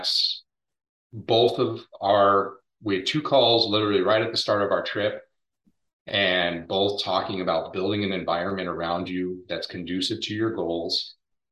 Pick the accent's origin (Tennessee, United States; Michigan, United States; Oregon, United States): Oregon, United States; moved away as an adult; also born or lived in Spokane, Washington; now in Florida, United States; I grew up in Oregon